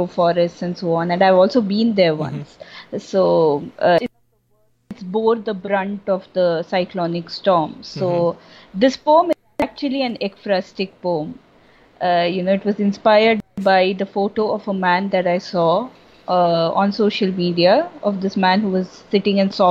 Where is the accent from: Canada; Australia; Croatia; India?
India; Kolkata, West Bengal; now in Chennai, India; I grew up in Calcutta, so I have plenty of friends there